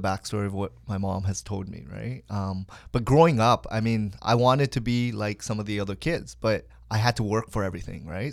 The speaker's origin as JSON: {"language": "English", "town": "Hamilton", "region": "Ontario", "country": "Canada", "tie": "born or raised there", "also_born_or_lived": "Kitchener", "lives_now": "Richmond Hill, Canada", "said": "I was actually conceived in Hamilton, Saint Joel Hospital"}